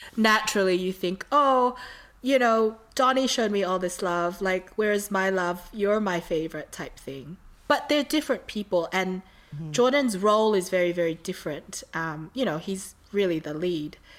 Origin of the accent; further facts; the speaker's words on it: Australia; I was from Australia.